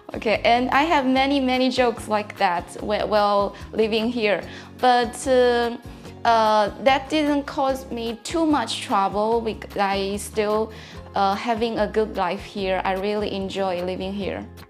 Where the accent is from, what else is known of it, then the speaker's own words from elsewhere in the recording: China; English is a second language; moved away as an adult; also born or lived in Lisbon, Portugal; now in Braga, Portugal; I came from China. I've been living in Braga for more than one year.